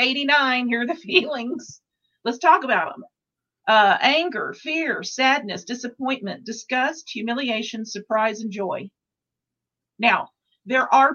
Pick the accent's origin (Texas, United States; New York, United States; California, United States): Texas, United States; Dallas; I'm from Dallas.